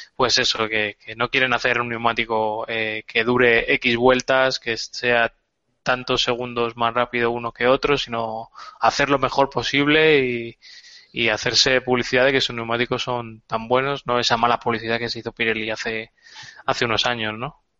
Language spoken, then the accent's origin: Spanish; Spain; la candidata española es de mi pueblo